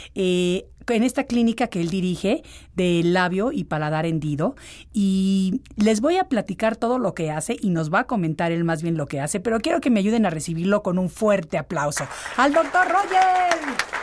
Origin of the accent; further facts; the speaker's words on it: Mexico City, Mexico; moved away; de chiquita cuando vivía en la Ciudad de México